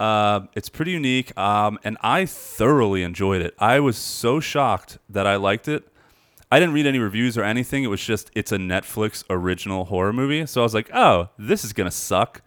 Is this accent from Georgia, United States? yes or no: no; near Burlington Center, on McGuire, New Jersey, United States; I grew up, like, near there on, on McGuire